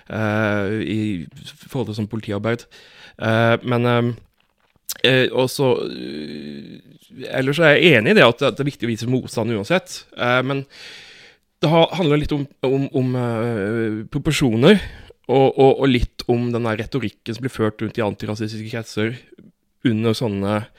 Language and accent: Norwegian; Fevik, Agder, Norway; Jeg, husker, altså, jeg kommer jo fra Fevik